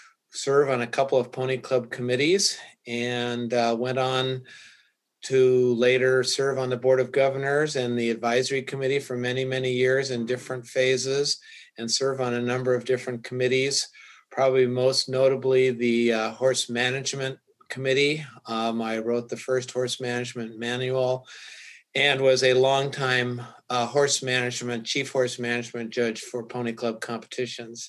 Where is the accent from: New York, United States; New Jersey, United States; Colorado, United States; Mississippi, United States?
Colorado, United States; I grew up in Colorado